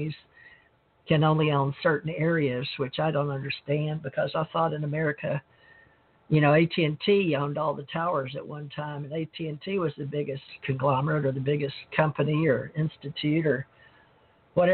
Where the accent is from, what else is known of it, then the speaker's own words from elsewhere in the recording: Monroe, Louisiana, United States; now in Gulf Breeze, United States; I grew up around KNOE, so I learned from the time I was born in Monroe, Louisiana.